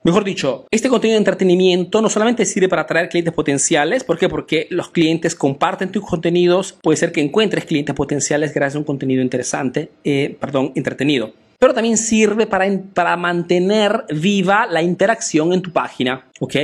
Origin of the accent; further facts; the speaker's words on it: Italy; also born or lived in Peru; soy un emprendedor peruano que ha crecido y vive aquí en Italia, en Europa